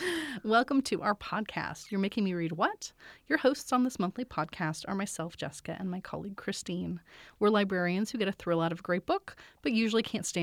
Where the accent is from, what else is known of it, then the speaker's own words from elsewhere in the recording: Canada; Like, okay, I was born in Canada. I've grown up in Canada. I've lived all my life in Canada.